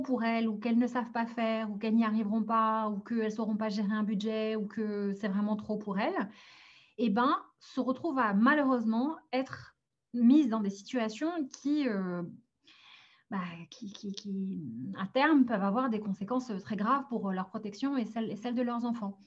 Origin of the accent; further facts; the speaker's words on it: France; also born or lived in Algeria; je suis née en Algérie, mais j'ai grandi et j'ai grandi en France